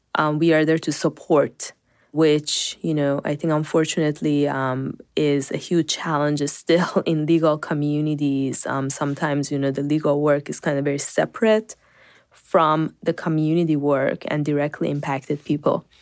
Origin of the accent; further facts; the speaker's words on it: Iran; also born or lived in North Carolina; now in United States; I grew up in Iran.